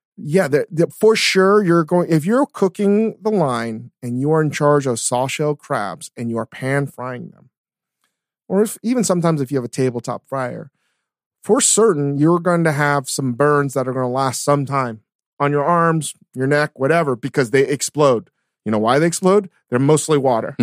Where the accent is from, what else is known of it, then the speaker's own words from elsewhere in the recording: Virginia, United States; growing up in Virginia and the East Coast